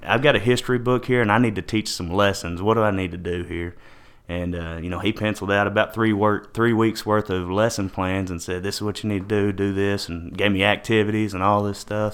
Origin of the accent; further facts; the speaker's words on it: Paris, Texas, United States; I'm in Paris, Texas, born and raised here in Paris.